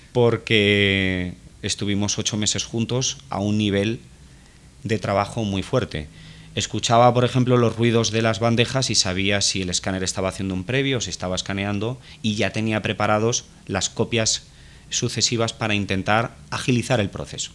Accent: Fuenlabrada, Community of Madrid, Spain; nosotros vivimos en un barrio humilde, en el barrio del Naranjo, en Fuenlabrada, es un municipio que está en el sur de Madrid

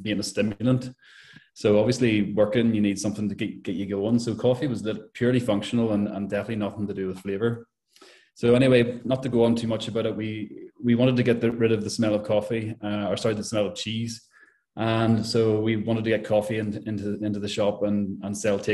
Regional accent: Belfast, Northern Ireland, United Kingdom; moved away as an adult; also born or lived in Letterkenny; I'm originally from Belfast

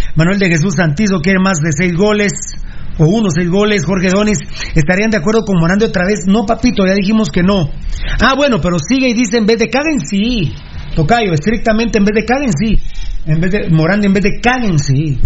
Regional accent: Sololá, Guatemala; prácticamente soy nacido en Sololá

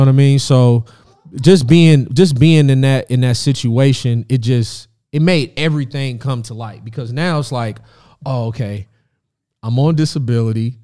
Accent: Indianapolis, Indiana, United States; moved away as an adult; also born or lived in Rantoul, Illinois; now in Los Angeles, United States; I moved to Indianapolis when I was three years old.

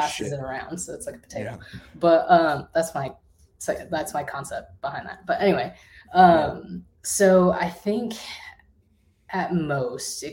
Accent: Minnesota, United States; also born or lived in China; I was born in China. I was adopted. I was raised in Minnesota.

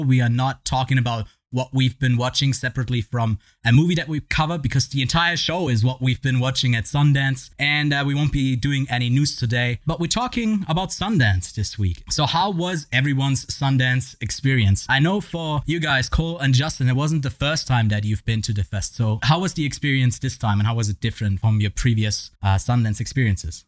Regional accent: Switzerland; I'm from Switzerland

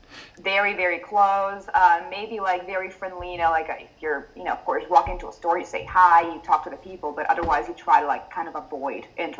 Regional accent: a city about 40 km east of Milan, Lombardy, Italy; English is a second language; now in Milan, Italy; I am not originally from Milan. I am from a city that's like 40 kilometers like east. And they can feel my accent.

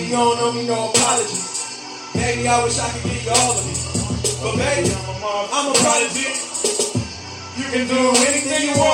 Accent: Ohio, United States; God, I am … the President. We are from Morgan County, Ohio.

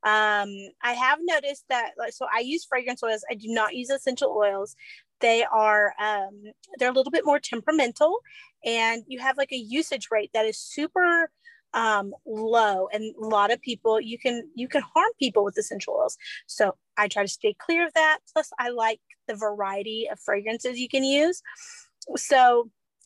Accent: Izard County, Arkansas, United States; also born or lived in Baxter County, Arkansas; I grew up in Izard County, and then we moved to Baxter County after college.

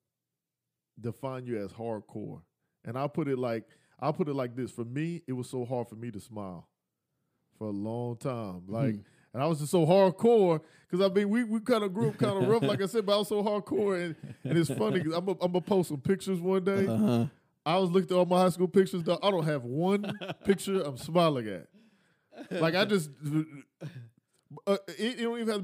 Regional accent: Killeen, Texas, United States; Me and Dre from the same place

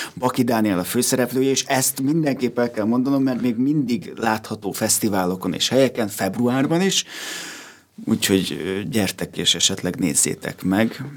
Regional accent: Pilisborosjenő, Pest, Hungary; Pilisborosan nőttem fel

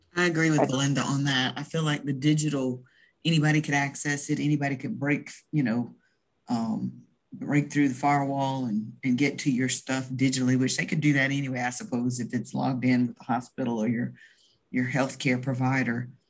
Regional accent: the South, United States; accent: Southern; we're all from the South

